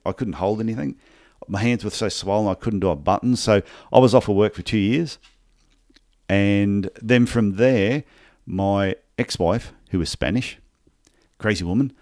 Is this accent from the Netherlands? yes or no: no; Brisbane, Queensland, Australia; also born or lived in Gold Coast; I was born in Brisbane, in Queensland, Australia. And, and I, st- I did podiatry studies in exactly the same town